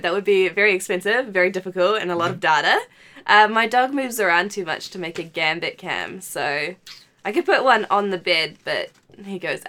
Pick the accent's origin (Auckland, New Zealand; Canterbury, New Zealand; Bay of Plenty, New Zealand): Auckland, New Zealand; also born or lived in Wellington; I come from Auckland. Well, I come from Wellington, but been in Auckland for as long as I remember.